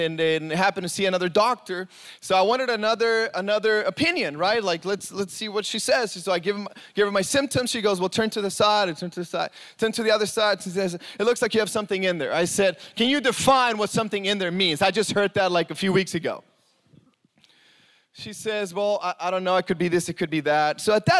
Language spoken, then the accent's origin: English; Mexico; moved away; I grew up in Mexico